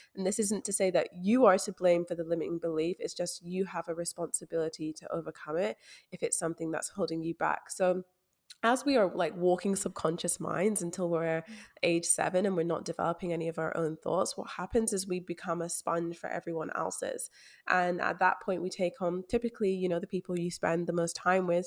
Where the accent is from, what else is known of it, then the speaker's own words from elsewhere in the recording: Scotland, United Kingdom; especially as a Black woman growing up in Scotland